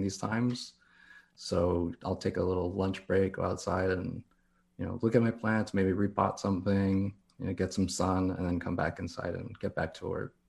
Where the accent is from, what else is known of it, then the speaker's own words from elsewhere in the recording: Downey, California, United States; also born or lived in La Puente, California / Anaheim Hills, California / Corona, California; now in Long Beach, United States; I'm born and raised here in California